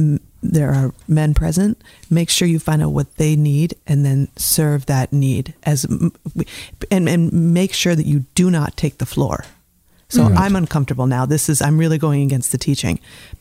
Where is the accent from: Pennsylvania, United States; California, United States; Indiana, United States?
Indiana, United States; Zionsville; Well, I grew up very close to here, actually, a very small town off of 65 by the Stuckies.